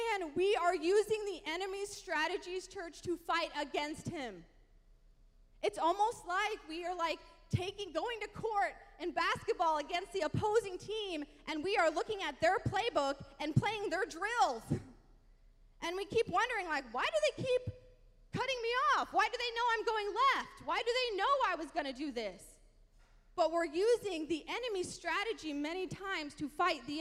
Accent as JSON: {"language": "English", "region": "the Bible Belt", "country": "United States", "tie": "born or raised there", "said": "I grew up in the Bible Belt"}